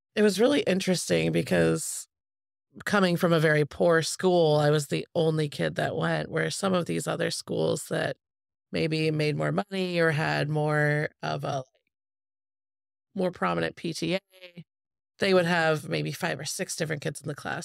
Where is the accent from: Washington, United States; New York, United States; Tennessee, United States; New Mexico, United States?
Washington, United States; Spokane; now in Portland, United States; I grew up in Spokane, Washington